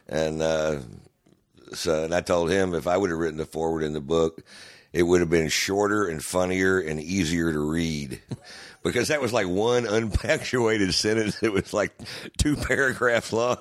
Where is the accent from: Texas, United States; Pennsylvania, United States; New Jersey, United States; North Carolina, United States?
Texas, United States; Houston; I'm from Houston, so you know, I I I grew up listening to great guitar work